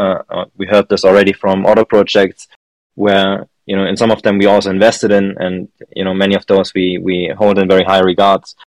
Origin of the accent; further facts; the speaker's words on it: Germany; I'm from Germany as well